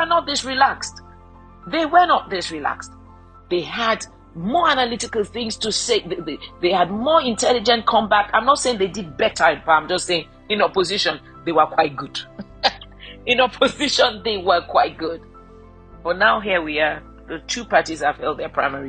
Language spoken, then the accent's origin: English; Nigeria; I'm a Nigerian